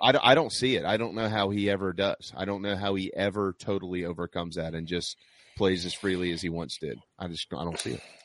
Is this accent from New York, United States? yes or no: no; South Carolina, United States; South Carolina is beautiful because it's my home state